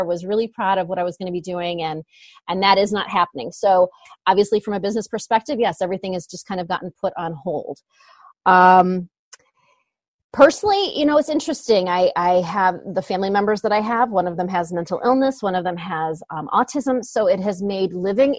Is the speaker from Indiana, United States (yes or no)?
yes; Northwest Indiana, United States; We're from Northwest Indiana